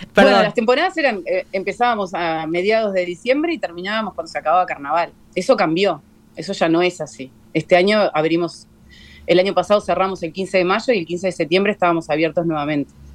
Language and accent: Spanish; Uruguay; mayormente somos, somos uruguayos. Somos uruguayos